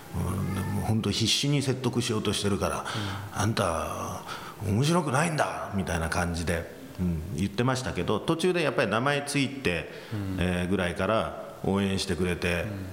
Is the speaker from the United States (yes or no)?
yes; United States; moved away; アメリカで育ったっていうのもあの期間も長かったですから